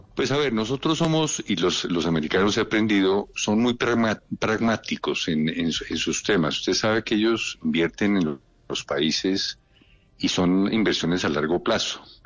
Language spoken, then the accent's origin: Spanish; Colombia; como colombiano que soy